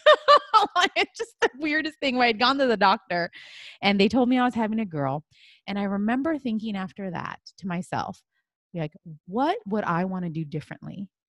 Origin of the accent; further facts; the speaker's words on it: United States; I'm Chinese American.